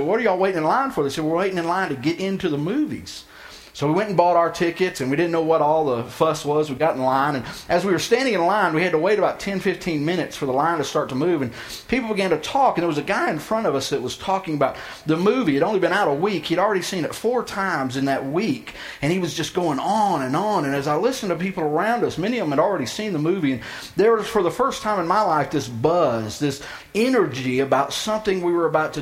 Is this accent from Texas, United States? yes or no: yes; outside of Houston, Texas, United States; the town I grew up in outside of Houston